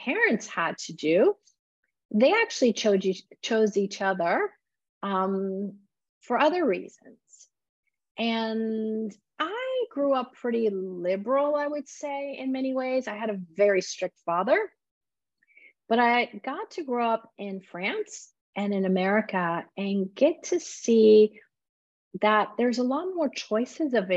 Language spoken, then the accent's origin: English; Iran; moved away; I was born in Iran